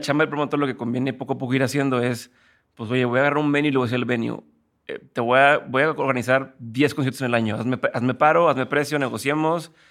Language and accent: Spanish; Monterrey, Nuevo León, Mexico; yo soy de Monterrey